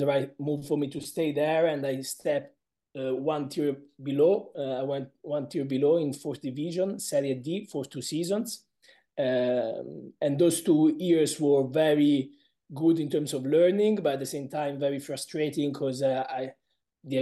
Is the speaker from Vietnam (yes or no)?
no; Pisa, Tuscany, Italy; English is a second language; moved away as an adult; now in England; Pisa, my hometown